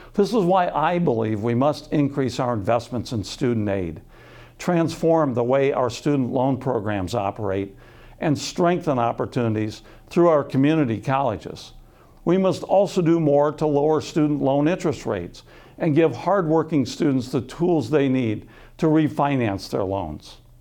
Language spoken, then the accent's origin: English; Sioux City, Iowa, United States; I was born and raised in Sioux City